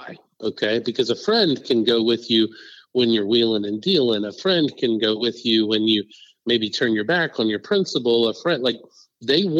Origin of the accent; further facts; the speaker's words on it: Parker County, Texas, United States; in my hometown in Parker County